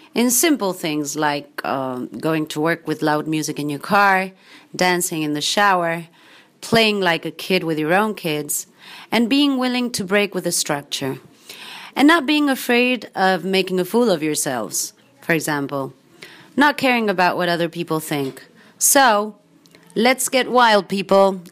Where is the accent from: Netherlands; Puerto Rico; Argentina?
Argentina; I'm from Argentina